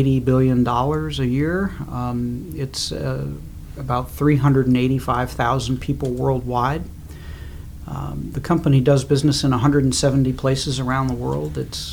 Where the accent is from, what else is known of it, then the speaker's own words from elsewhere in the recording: New Jersey, United States; moved away as an adult; also born or lived in Kansas City, Missouri / Baltimore; now in Washington, D.C., United States; I was born in Kansas City, Missouri. Grew up there, and then moved when I was about 8 or 9 to New Jersey, and went to high school there.